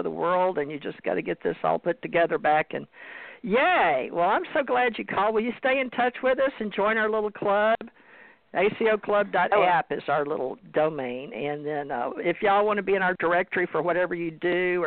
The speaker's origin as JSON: {"language": "English", "region": "Louisiana", "country": "United States", "tie": "born or raised there", "said": "I'm from the South myself, born in Louisiana"}